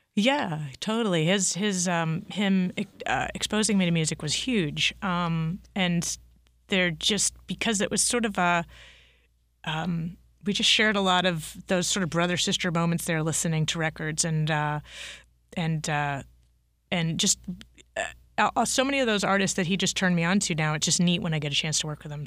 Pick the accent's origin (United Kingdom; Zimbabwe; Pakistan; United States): United States; Massachusetts; I grew up in Massachusetts